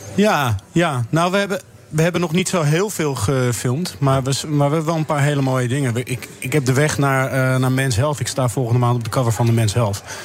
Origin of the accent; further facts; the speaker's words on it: Amsterdam, North Holland, Netherlands; ik kom zelf uit Amsterdam, de, de, pijp.